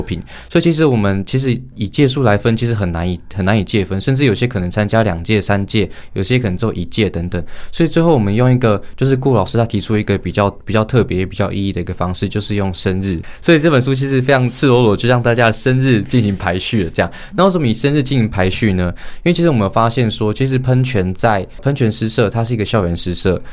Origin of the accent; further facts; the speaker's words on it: Hualien, Hualien County, Taiwan; moved away as an adult; 我是花莲人，花莲高中毕业